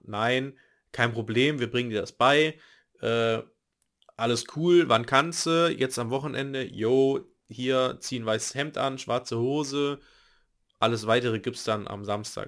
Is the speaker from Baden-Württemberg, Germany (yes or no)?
no; Nettetal, North Rhine-Westphalia, Germany; in der Nähe von Nettetal, meinem Heimat, meiner Heimatstadt, wo ich geboren wurde, beziehungsweise wo ich aufgewachsen bin